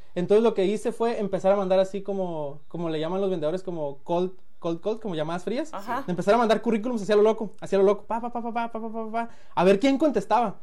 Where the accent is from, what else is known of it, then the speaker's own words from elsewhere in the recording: Culiacán, Sinaloa, Mexico; moved away as an adult; also born or lived in Colima / Guadalajara; now in United States; soy de Culiacán. Ahí nací, ahí viví hasta los 22, ahorita tengo 29.